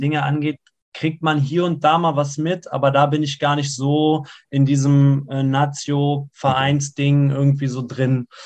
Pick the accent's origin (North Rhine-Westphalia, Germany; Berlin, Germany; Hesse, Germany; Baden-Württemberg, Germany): North Rhine-Westphalia, Germany; Siegen; ich bin ja in Siegen geboren und in Siegen gibt es eigentlich nur Berge